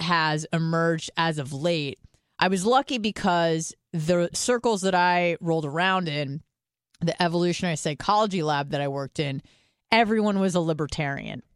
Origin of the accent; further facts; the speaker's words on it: California, United States; I'm from California